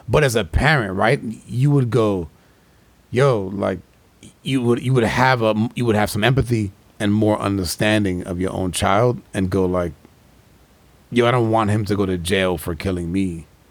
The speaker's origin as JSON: {"language": "English", "region": "New York", "country": "United States", "tie": "born or raised there", "said": "growing up in New York"}